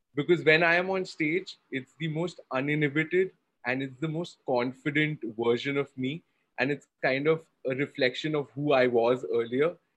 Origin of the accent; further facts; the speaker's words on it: Kolkata, West Bengal, India; I did a lot of theater growing up in Calcutta